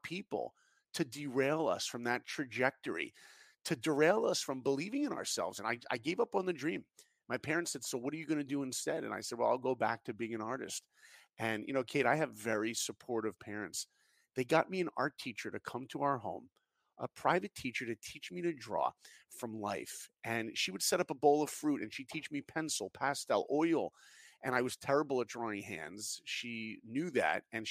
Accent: New York, United States; I grew up in New York. I didn't grow up in Hollywood

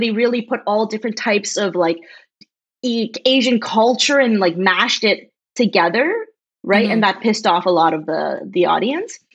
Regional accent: just outside Toronto, Ontario, Canada; also born or lived in China; I'm a Chinese Canadian that was born in China and I came to Canada when I was six. And I grew up just outside Toronto in a small town.

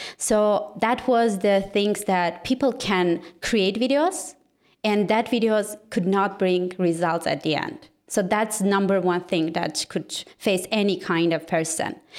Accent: Yerevan, Armenia; I'm from Armenia, actually from capital of Armenia, and my team and everything is situated here

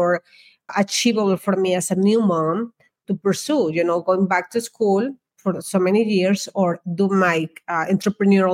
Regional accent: Mexico; moved away as an adult; I was born in Mexico, and in that country, we don't have school loans

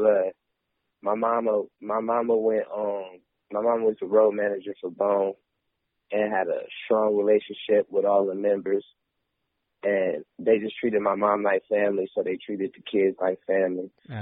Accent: Las Vegas, Nevada, United States; also born or lived in Flint, Michigan; I was born in Flint, Michigan, and I was raised in Vegas

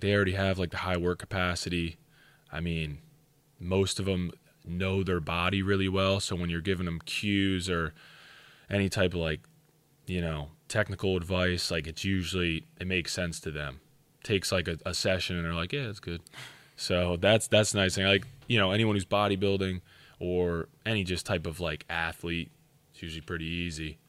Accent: Schuylkill County, Pennsylvania, United States; I'm from Schuylkill County

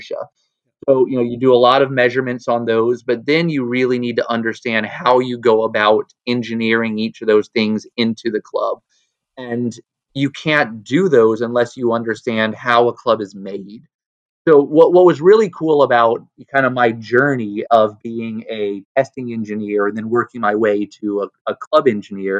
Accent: Atlanta, Georgia, United States; also born or lived in Nashville, Tennessee; I grew up in Atlanta, Georgia

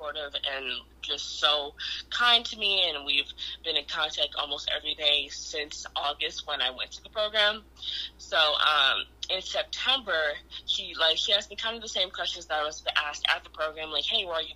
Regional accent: Detroit, Michigan, United States; where I'm from Detroit

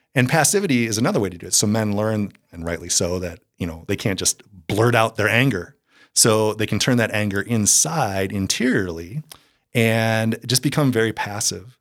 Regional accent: Eagan, Minnesota, United States; moved away; also born or lived in Iowa State University; I was born and raised in, uh, the Twin Cities in, I grew up in Eagan, which is a suburb of the Twin Cities there.

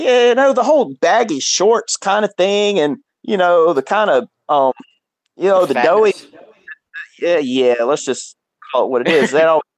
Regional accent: Mississippi, United States; I'm from Mississippi.

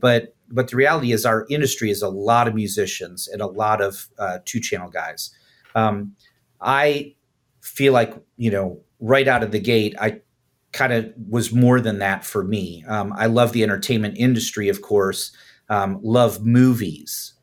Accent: Chicago, Illinois, United States; I'm originally from, uh, north side of Chicago.

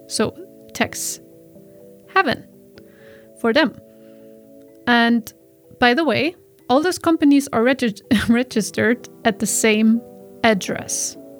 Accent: Germany; English is a second language; now in Iceland; in my home country in Germany

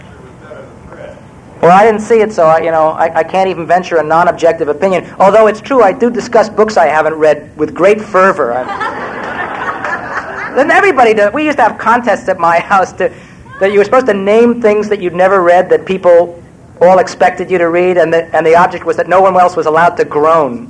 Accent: New York, United States; also born or lived in Iowa; I was born in New York in 1945 and raised in Manhattan

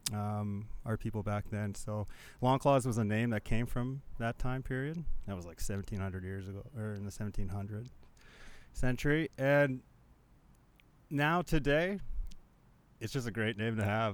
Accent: Manitoba, Canada; I'm from Manitoba

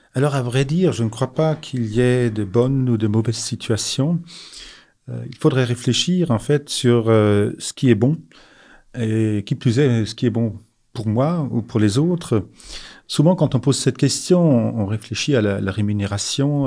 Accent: Alsace, Grand Est, France; Je suis euh, né en Alsace, j'ai grandi en Alsace

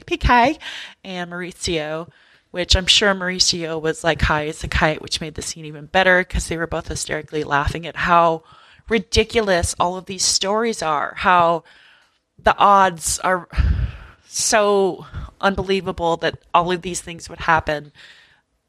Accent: Midwest, United States; moved away; growing up in the Midwest.

